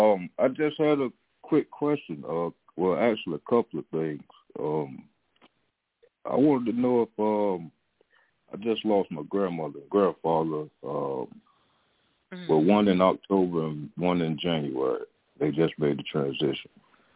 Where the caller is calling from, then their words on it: Raleigh, North Carolina, United States; Raleigh, North Carolina.